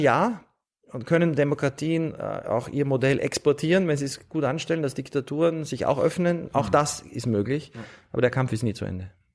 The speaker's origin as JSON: {"language": "German", "region": "Vienna", "country": "Austria", "tie": "born or raised there", "said": "Ich bin in Wien aufgewachsen"}